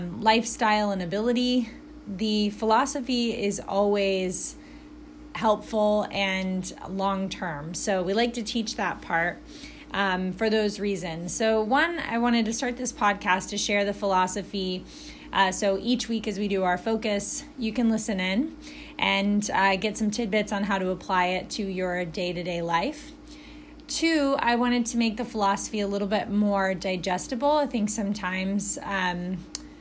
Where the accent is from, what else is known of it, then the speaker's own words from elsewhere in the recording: Alabama, United States; also born or lived in Chicago / Indiana; now in Indianapolis, United States; I'm from Alabama